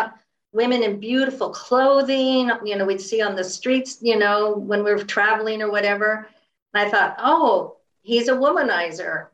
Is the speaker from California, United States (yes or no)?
yes; San Francisco Bay Area, California, United States; I grew up in the San Francisco Bay Area